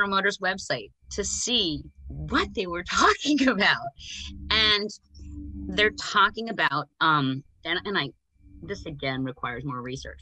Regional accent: United States; as an American

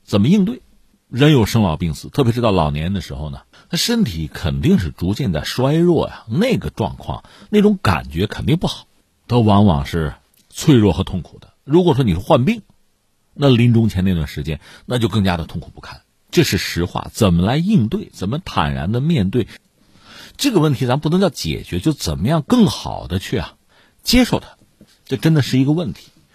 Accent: China; 我们中国人

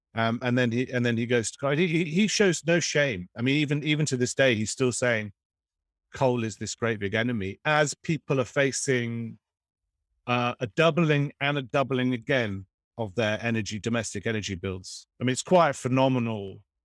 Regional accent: Oxford, South East England, United Kingdom; I grew up near one in Oxford.

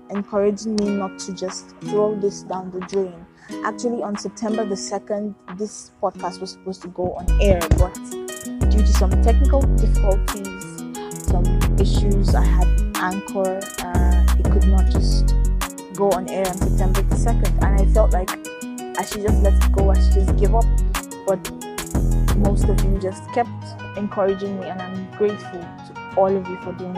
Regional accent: Nigeria; now in Philippines; I am a medical student in the Philippines, but I am originally from Nigeria

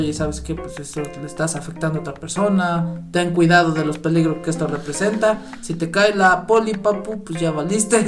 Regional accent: Mexico; como mexicanos tenemos el ingenio

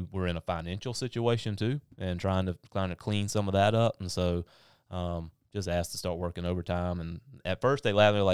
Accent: North, South Carolina, United States; I'm from North, which is on the other side of it, but I uh, went to school in Pelion

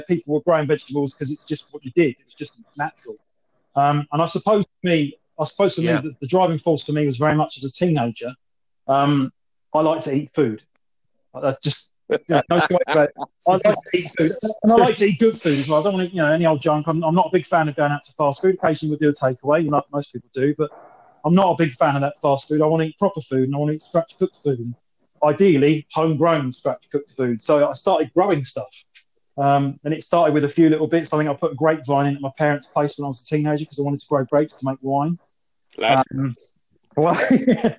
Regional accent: Sussex, South East England, United Kingdom; I was born in Sussex. I live about 5 miles from where I grew up

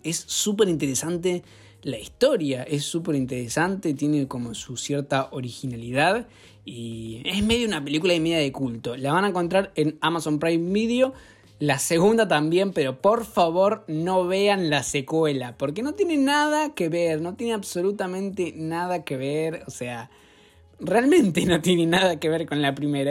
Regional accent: Argentina

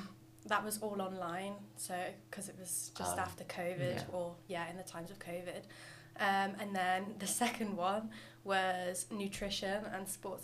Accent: Shrewsbury, West Midlands, United Kingdom; moved away as an adult; now in Liverpool, United Kingdom; I'm from Shrewsbury.

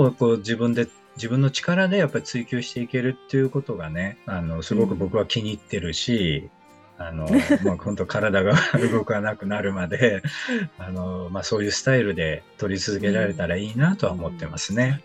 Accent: Kobe, Hyogo, Japan; moved away as an adult; also born or lived in Tsukuba; 身は神戸の方なんですけどね。やっぱり初めて親元を離れて

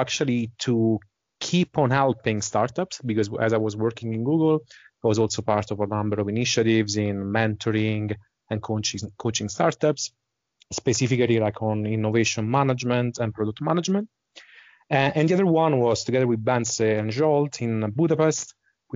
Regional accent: Italy; accent: Italian; English is a second language; moved away as an adult; also born or lived in Dublin, Ireland; now in Switzerland; So I'm originally from Italy, as my accent might suggest, but I spent pretty much the last 20 years of my life outside Italy.

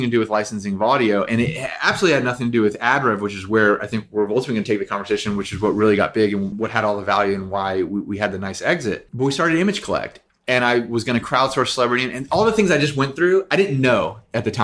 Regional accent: Nashville, Tennessee, United States; also born or lived in New York; now in Los Angeles, United States; I am from Nashville. My grandfather was a musician all of his life and a music teacher

